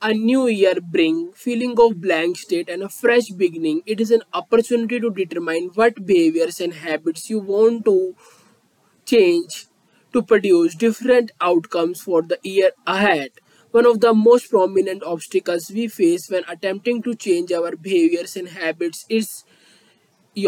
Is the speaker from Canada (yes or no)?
no; India; I am from India.